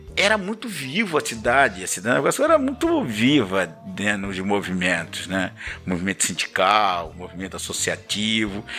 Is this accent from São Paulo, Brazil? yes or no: no; Mirinzal, Maranhão, Brazil; moved away as an adult; now in Nova Iguaçu, Brazil; sou maranhense, cidade de Mirinzal, cidade pequena, interior do Maranhão